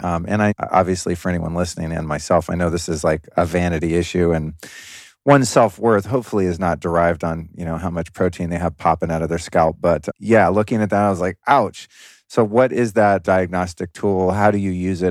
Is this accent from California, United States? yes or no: yes; Los Angeles, California, United States; moved away as an adult; now in Texas, United States; my original home city of Los Angeles